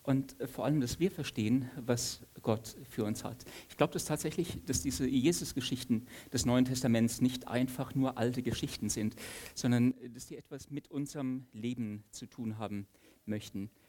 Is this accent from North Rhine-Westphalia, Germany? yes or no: no; Saarland, Germany; also born or lived in Stuttgart; Ich bin ähm, als in Stuttgart gebürtiger Saarländer schon sehr eingeschüchtert, im preußischen Potsdam zu sein.